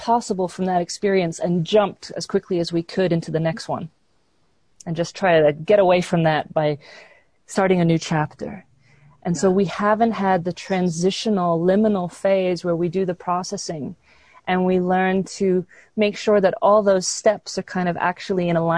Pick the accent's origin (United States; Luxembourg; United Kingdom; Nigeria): United Kingdom; London; I grew up in London, England